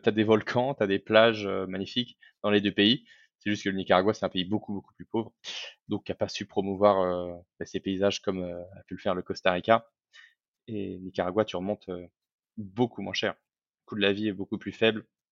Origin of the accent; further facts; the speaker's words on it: France; moved away as an adult; also born or lived in Medellín, Colombia; en tant que Français